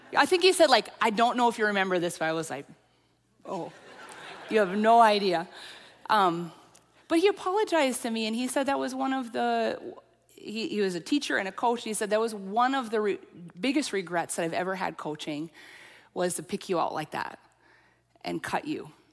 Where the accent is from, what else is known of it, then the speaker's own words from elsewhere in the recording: central Minnesota, United States; accent: central Minnesota; also born or lived in Lafayette, Louisiana; I actually had one person pinpoint me to central Minnesota